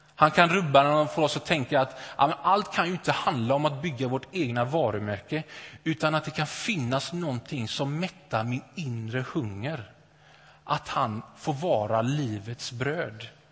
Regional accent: Gothenburg, Västra Götaland, Sweden; Jag är uppvuxen i, uppvuxen i Åkered, Näset, västra Göteborg, övre medelklass.

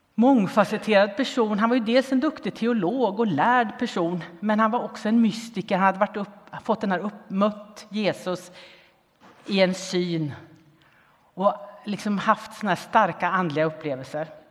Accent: Linköping, Östergötland, Sweden; där jag växte upp, i Linköping.

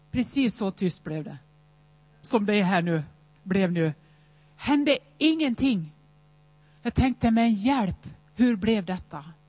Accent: Nås, Dalarna County, Sweden; Jag är uppväxt i Nås i Västerdalarna

